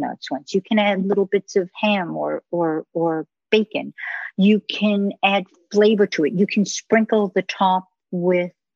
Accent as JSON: {"language": "English", "country": "United States", "moved": "yes", "said": "I'm American"}